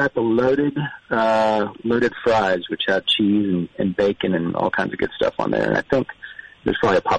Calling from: a small town just south of Austin, Texas, United States; I'm calling from the state of Texas, a little town called Beta, just south of Austin.

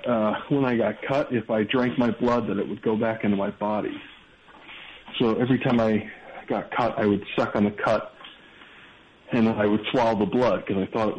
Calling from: Chicago, Illinois, United States; I'm calling from Chicago.

